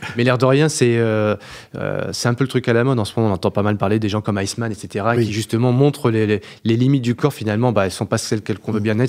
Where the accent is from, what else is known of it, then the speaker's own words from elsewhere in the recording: Beauvais, Hauts-de-France, France; je suis de Beauvais